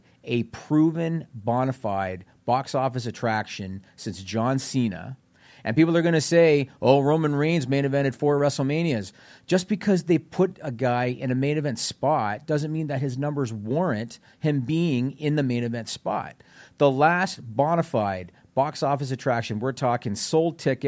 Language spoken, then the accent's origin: English; Southern Ontario, Canada; I grew up in Southern Ontario, Canada